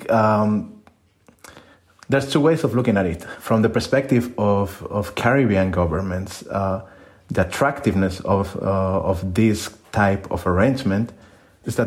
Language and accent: English; Spain; moved away as an adult; now in Netherlands; I'm a migrant myself. I'm from Spain and I work in the Netherlands, and all of my jobs have been outside my country